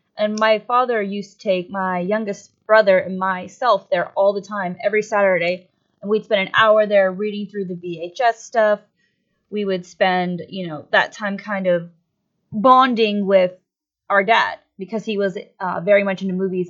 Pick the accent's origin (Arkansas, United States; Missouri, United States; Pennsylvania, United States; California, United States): Pennsylvania, United States; Erie; I grew up here in the Erie area, right next to the Great Lakes